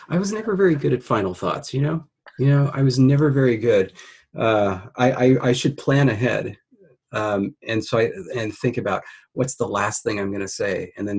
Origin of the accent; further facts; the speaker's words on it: Orange County, California, United States; I grew up in Orange County